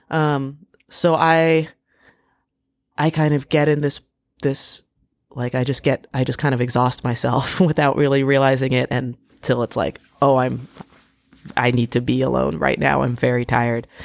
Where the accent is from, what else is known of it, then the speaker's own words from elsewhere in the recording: D.C. area, Maryland, United States; moved away; also born or lived in Washington, D.C.; I grew up in the D C area. I, I grew up in Maryland. Um, I went to high school in D C